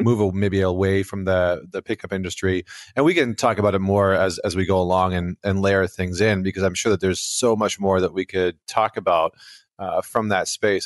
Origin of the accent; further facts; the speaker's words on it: Alberta, Canada; I'm from Alberta, Canada